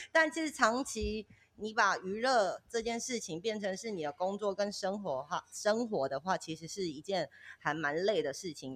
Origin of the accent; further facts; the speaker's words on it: Kaohsiung, Taiwan; moved away as an adult; now in Tainan, Taiwan; 我本身是高雄人嘛